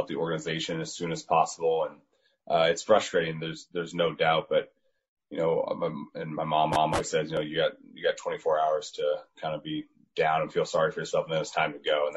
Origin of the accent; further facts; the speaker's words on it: Indianapolis, Indiana, United States; moved away; I grew up in Indy